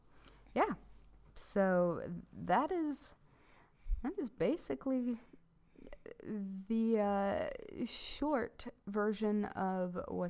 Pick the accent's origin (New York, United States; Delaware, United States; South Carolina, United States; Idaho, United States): New York, United States; now in Vermont, United States; I'm from New York